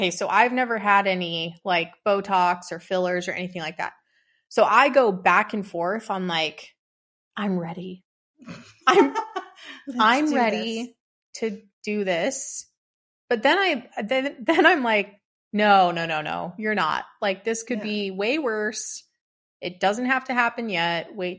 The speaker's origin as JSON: {"language": "English", "region": "Arizona", "country": "United States", "tie": "born or raised there", "said": "Yeah, I was born and raised here in Arizona."}